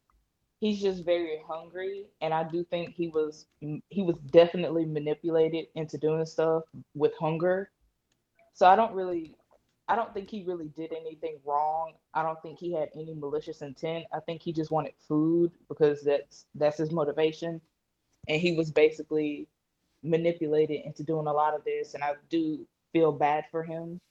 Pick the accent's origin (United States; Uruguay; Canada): United States; Mississippi; I'm from Mississippi.